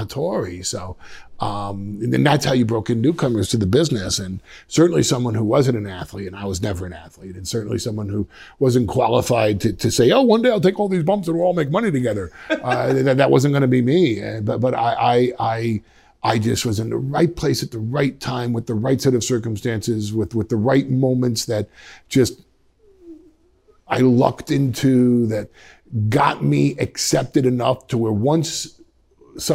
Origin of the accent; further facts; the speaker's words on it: Westchester, New York, United States; I'm from Westchester